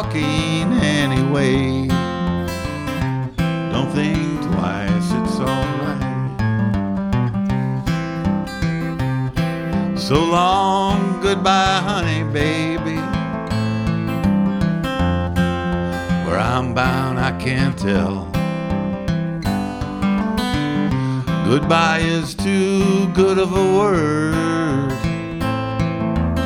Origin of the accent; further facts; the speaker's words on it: Chicago, Illinois, United States; I grew up in the south side of Chicago, originally in a neighborhood called Chatham. Then we moved to South Shore.